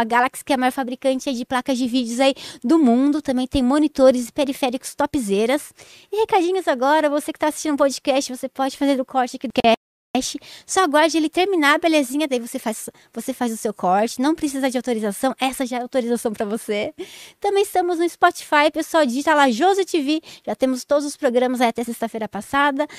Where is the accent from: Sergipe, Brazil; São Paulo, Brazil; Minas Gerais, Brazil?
São Paulo, Brazil; Jundiaí; also born or lived in Várzea Paulista; eu sou de Jundiaí